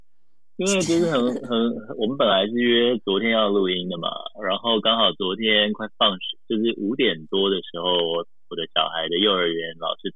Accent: Taiwan; moved away as an adult; also born or lived in Japan; 对，所以因为从小在台湾长大嘛，我也是第一次到日本，第一次看到雪

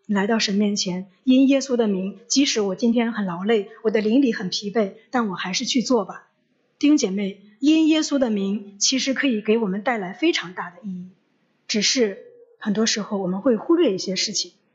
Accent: China; 中秋节对我们中国人来说就是团圆

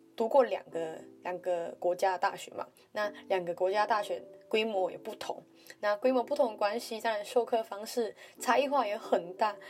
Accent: Malaysia; moved away as an adult; now in Taiwan; 像我一样来自马来西亚

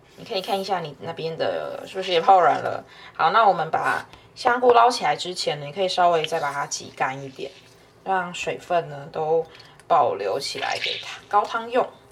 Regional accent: Kaohsiung, Taiwan; 我家乡 高雄市

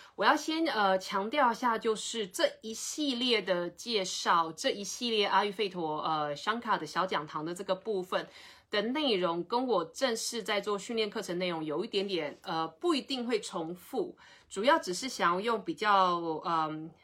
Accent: Taiwan; 我们台湾人

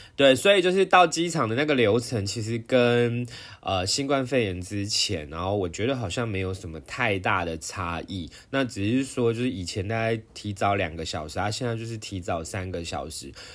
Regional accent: Taiwan; 我是台湾人

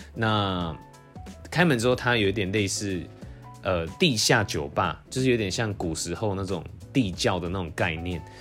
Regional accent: Taiwan; now in Taipei, Taiwan; 我就是道地的台湾人，其实也没有到国外生活过

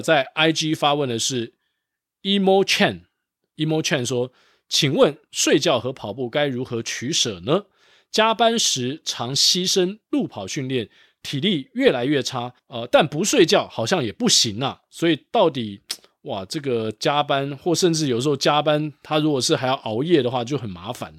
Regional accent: Taiwan; also born or lived in Singapore; 我们台湾人

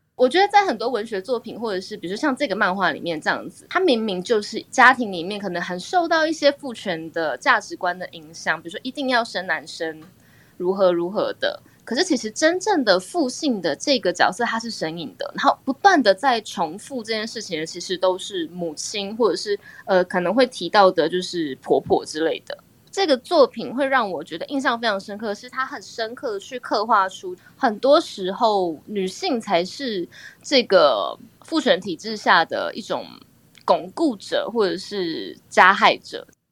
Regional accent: southern Taiwan, Taiwan; 因为我是南部人 所以我们南部小孩离家去台北读书，有时候你隔可能两三个月才回家一次

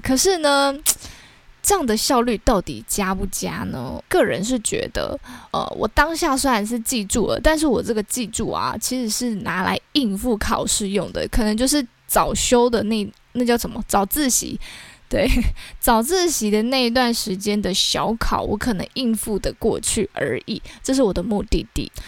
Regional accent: Taiwan; 我们台湾人

